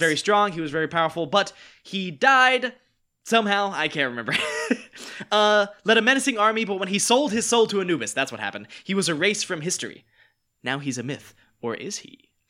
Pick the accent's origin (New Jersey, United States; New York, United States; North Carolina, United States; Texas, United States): North Carolina, United States; now in Los Angeles, United States; we're both from North Carolina.